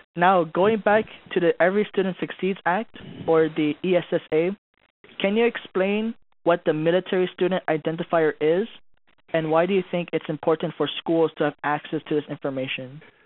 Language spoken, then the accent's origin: English; Hawaii, United States; also born or lived in Philippines; now in Fort Hood, United States; I was born and raised in Hawaii